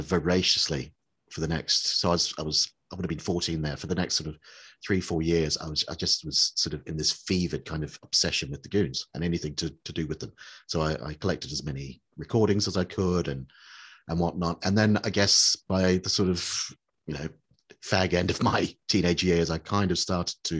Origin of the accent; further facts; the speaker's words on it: New Zealand; I grew up in New Zealand